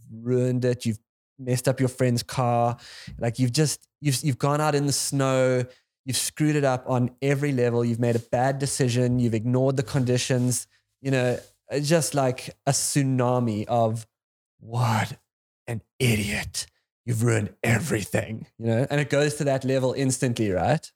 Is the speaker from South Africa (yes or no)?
yes; South Africa; as a South African